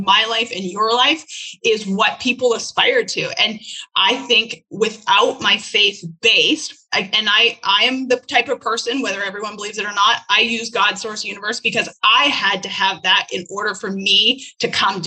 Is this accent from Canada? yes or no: yes; Canada; now in United States; I was not born as an American. I was born as a Canadian and I am now an American citizen